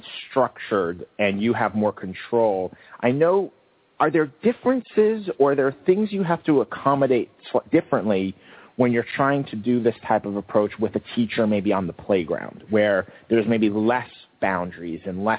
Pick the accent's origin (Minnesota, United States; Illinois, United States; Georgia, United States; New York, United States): New York, United States; moved away; also born or lived in New England; I'm that loud Northeast person. You know, growing up in New York and spending so much time in New England